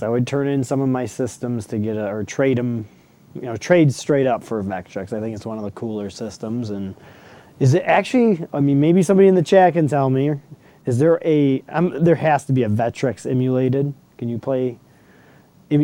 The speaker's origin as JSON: {"language": "English", "area": "Detroit suburbs", "region": "Michigan", "country": "United States", "said": "I say I'm from Detroit, but I've never lived in Detroit. What? Well, it's the suburbs."}